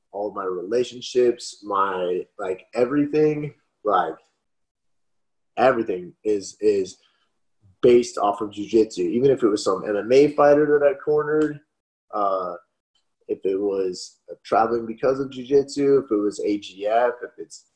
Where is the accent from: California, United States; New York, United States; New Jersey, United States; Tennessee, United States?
California, United States; Los Angeles; moved away as an adult; now in Texas, United States; I grew up in Los Angeles, and then I live in Texas